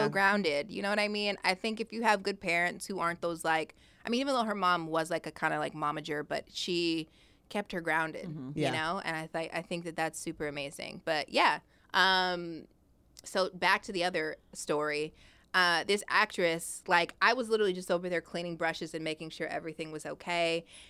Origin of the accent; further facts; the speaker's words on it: Long Beach, California, United States; because obviously I was like from Long Beach and I was like, all right, I want to move